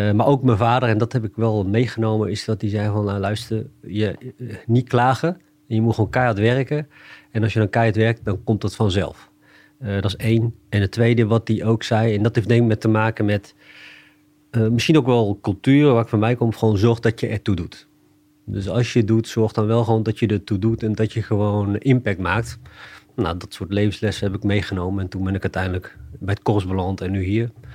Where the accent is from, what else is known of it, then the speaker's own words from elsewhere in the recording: Achterhoek, Gelderland, Netherlands; ik kom uit de Achterhoek. En ik heb Indische roots.